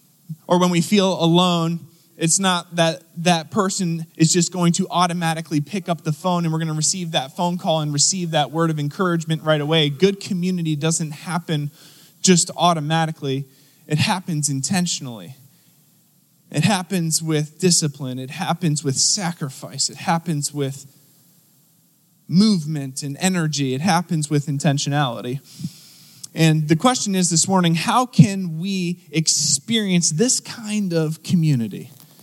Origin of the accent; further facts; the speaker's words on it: New Jersey, United States; now in Pittsburgh, United States; so I moved here from Philadelphia area, South Jersey to be specific. Hello, anyone from South Jersey?